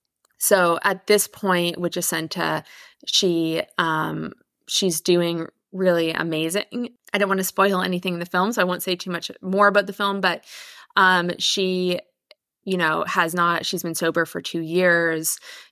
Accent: Victoria, British Columbia, Canada; I'm from Canada. I grew up in Victoria on Vancouver Island.

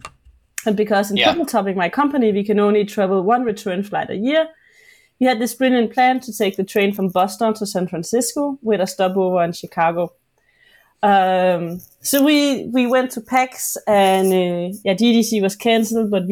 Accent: Jutland, Denmark; now in Copenhagen, Denmark; I'm based in Copenhagen, but I'm from Jutland

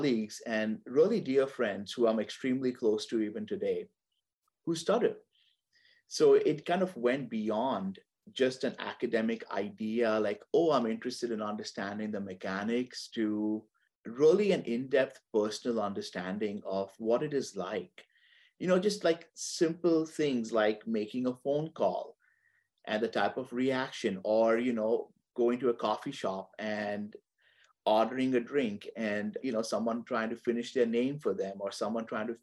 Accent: Mumbai, Maharashtra, India; moved away as an adult; now in Texas, United States; I'm originally from Mumbai in India, and I grew up there and I completed my undergraduate studies over there.

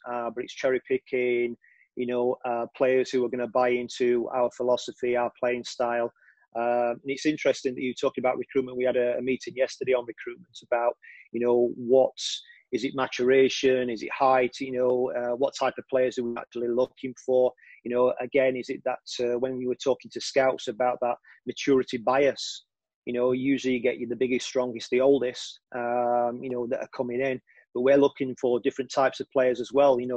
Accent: Sheffield, Yorkshire and the Humber, United Kingdom; moved away as an adult; now in Leeds, United Kingdom; I was brought up in Sheffield, but I've been living in Leeds for the last 12 years

